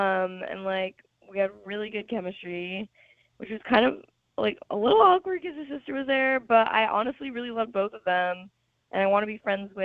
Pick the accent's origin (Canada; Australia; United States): United States; Michigan; moved away as an adult; now in Austin, United States; I just moved to Austin from my hometown in Michigan